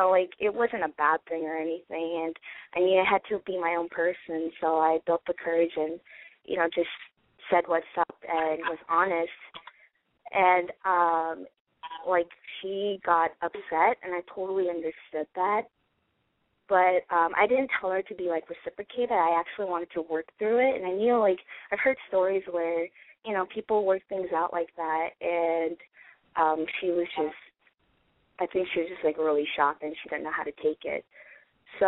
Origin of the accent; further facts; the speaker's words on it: Los Angeles, California, United States; Hi, I'm just going to go by …, and I'm 22, and I'm from Los Angeles.